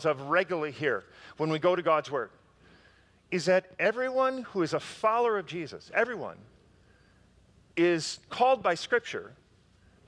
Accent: Park Ridge, Illinois, United States; my hometown of Park Ridge

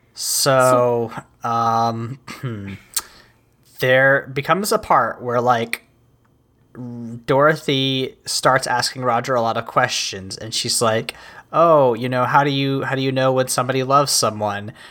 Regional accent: United States; I am an American

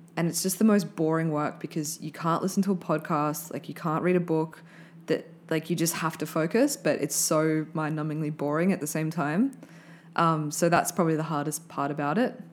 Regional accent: Brisbane, Queensland, Australia; I grew up in Brisbane

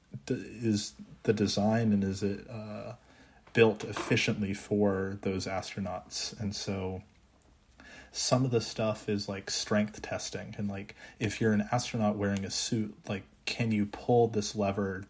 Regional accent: Texas, United States; also born or lived in Maryland; I'm from Texas originally, so I say back home in Texas

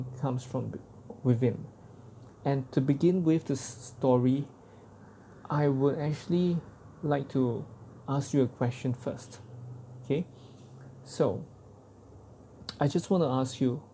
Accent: Singapore; as a Singaporean man

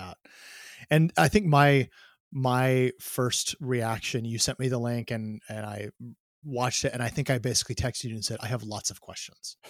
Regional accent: Myrtle Point, Oregon, United States; I grew up in a tiny town here in Oregon.

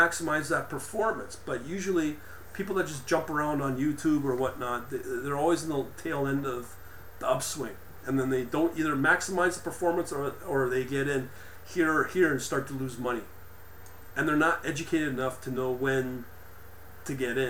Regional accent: Canada; also born or lived in Ontario; because I'm a Canadian, but we're kind of like American as well

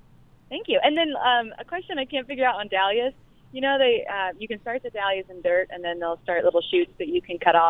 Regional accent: Indianapolis, Indiana, United States; I'm actually from Indianapolis.

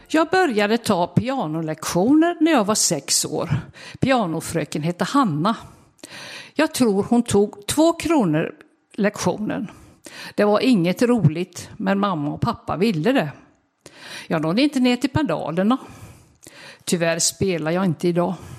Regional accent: Vårgårda, Västra Götaland, Sweden; now in Ingarp, Sweden; Jag växte upp på en bondgård med många djur strax utanför samhället

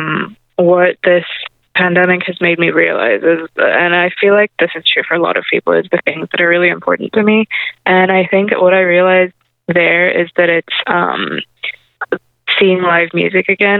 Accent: Hong Kong; moved away; I grew up in a big city where I grew up in Hong Kong, and you don't really need a car there

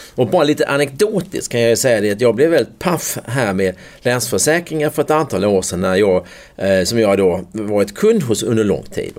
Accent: United States; also born or lived in Skåne; now in Sweden; jag förväntade mig som amerikan

